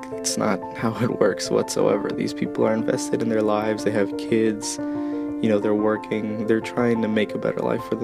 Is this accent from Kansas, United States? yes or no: no; Belleville, New Jersey, United States; moved away as an adult; now in State College, United States; I live in the State College area of Pennsylvania, and I am originally from Belleville, New Jersey